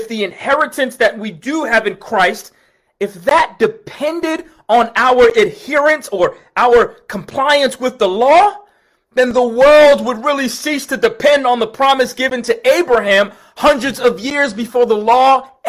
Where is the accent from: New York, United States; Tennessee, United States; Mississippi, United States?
New York, United States; when I was growing up in New York